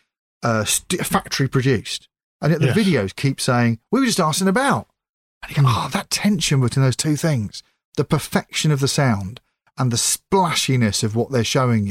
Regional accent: United Kingdom; As a British person of a certain age

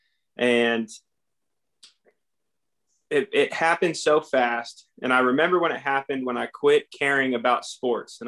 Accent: California, United States; also born or lived in Idaho; I was born and raised in California

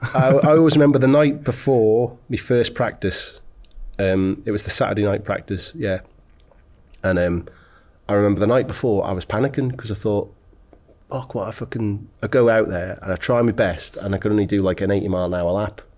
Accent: Isle of Man; I come from the Isle of Man

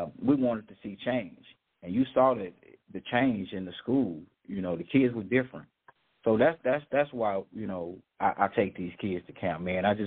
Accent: Dallas, Texas, United States; You know I was raised in South Dallas, and I was raised by my mom and my grandmother and uncles and aunts

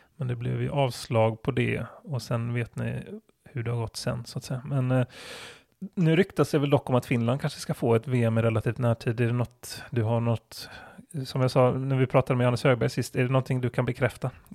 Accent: Gothenburg, Västra Götaland, Sweden; Jag är ju från Göteborg

